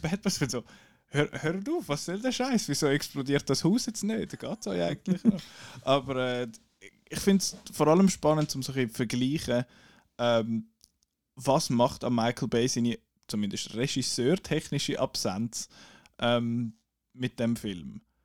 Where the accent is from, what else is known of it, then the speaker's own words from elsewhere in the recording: Switzerland; accent: Swiss German; first language Swiss German; weil Schweizerdeutsch unsere Muttersprache ist